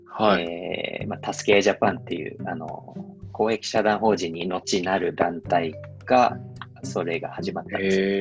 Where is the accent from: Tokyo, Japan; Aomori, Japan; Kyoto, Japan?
Tokyo, Japan; also born or lived in Saitama / Ogawa, Saitama; 僕はその東京練馬で生まれ育って